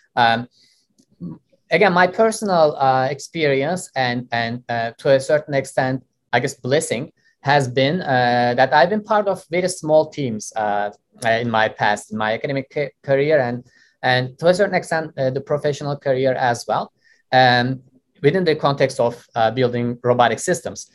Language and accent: English; Istanbul, Turkey; moved away as an adult; also born or lived in Austin, Texas; now in United States; I grew up in Turkey. I was born and raised uh, in Istanbul